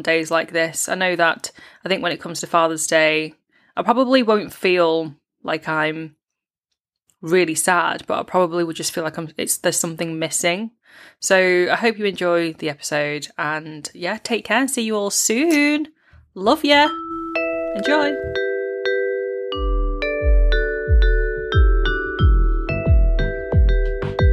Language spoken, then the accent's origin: English; United Kingdom; being British-born Chinese